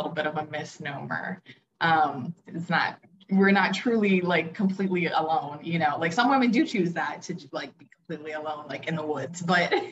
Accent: Oahu, Hawaii, United States; I was born and raised on Oahu in Hawaii

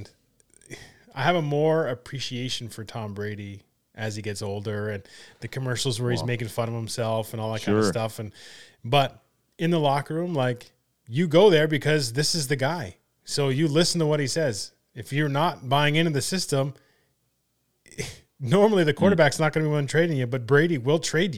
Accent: Canada; I'm a Canadian.

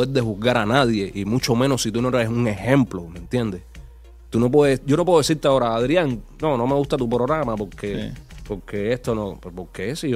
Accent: Cuba; identificó a un pueblo, que es mi pueblo, a Cuba, todos los cubanos, todos los cubanos que queremos un cambio

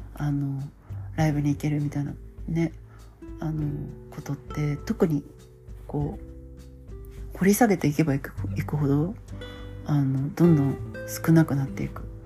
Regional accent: Hamamatsu, Shizuoka, Japan; moved away; 私の地元はあの静岡県浜松市

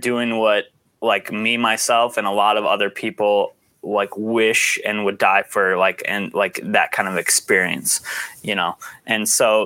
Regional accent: United States

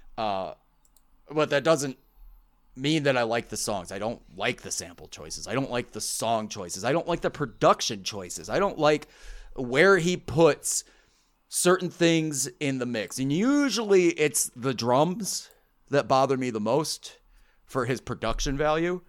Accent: Midwest, United States; growing up in the Midwest

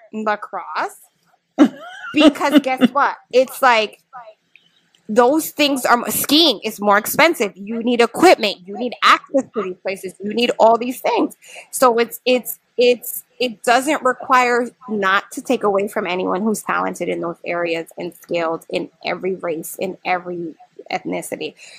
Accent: Hartford, Connecticut, United States; moved away as an adult; also born or lived in New York City; now in New York, United States; I'm actually from Hartford. Moved to New York 22 years ago

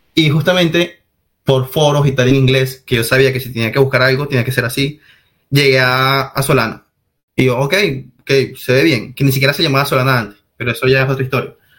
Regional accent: Venezuela; moved away as an adult; now in Spain

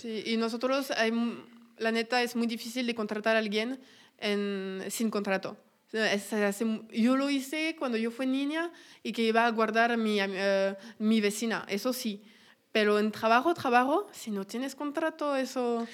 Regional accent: France; Spanish is a second language; moved away as an adult; now in Mexico; soy francesa, tengo 25 años y hace más de un año y medio, pues, no tenía un burnout, pero estaba harta de Francia, harta de mi vida en Francia y ya me encontré en México porque quería aprender español

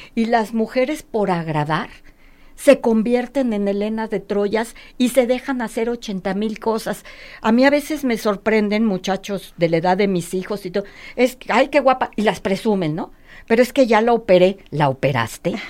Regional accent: Mexico City, Mexico; now in Guadalajara, Mexico; yo soy de México DF, nosotros somos de México DF

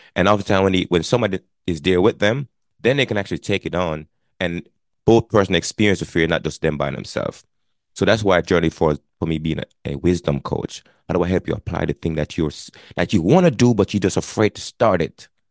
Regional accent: Jamaica; moved away as an adult; now in Connecticut, United States; I was born and raised in Jamaica. I immigrated to the United States back in nineteen ninety-eight.

